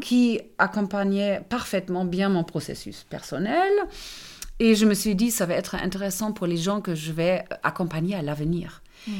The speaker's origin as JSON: {"language": "French", "country": "Germany", "first_language": "German", "second_language": "French", "moved": "as an adult", "lives_now": "France", "said": "je suis allemande"}